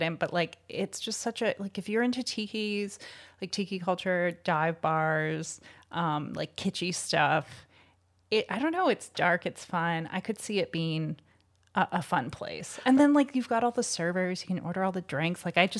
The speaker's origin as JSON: {"language": "English", "country": "Canada", "said": "Well, we're Canadian, so it's just not, that's not going to happen."}